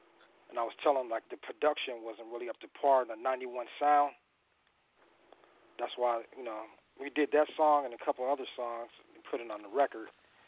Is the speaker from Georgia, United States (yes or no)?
no; Riverside, California, United States; Yeah, I grew up with Rodney on Riverside, Riverside, California.